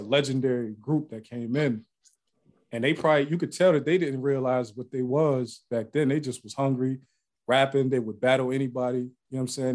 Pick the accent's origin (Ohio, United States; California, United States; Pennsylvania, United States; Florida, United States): Ohio, United States; now in Atlanta, United States; I live in Atlanta now, but I'm I'm from Ohio, so I was from in the Midwest